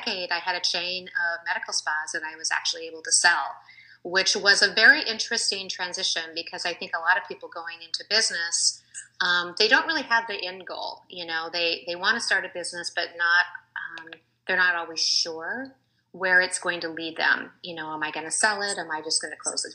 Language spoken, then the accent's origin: English; Seattle, Washington, United States; moved away as an adult; also born or lived in Colorado; I was originally from Seattle, but moved at that time.